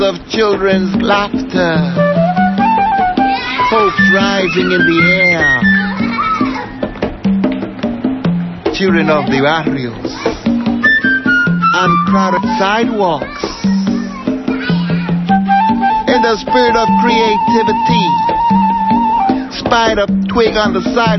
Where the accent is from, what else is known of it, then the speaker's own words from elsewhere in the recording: New York, United States; also born or lived in Puerto Rico / Cuba; now in Berkeley, United States; I was born in Nueva York, 9/30/28.